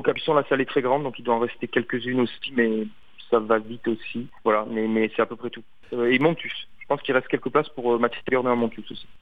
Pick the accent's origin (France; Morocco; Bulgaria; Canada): France; je suis français